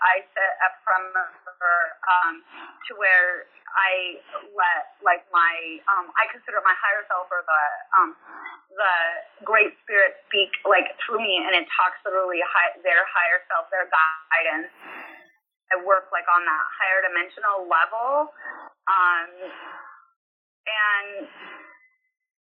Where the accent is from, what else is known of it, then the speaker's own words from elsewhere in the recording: Utah, United States; moved away as an adult; now in Alabama, United States; I'm from Utah, and Utah's all about community and huge family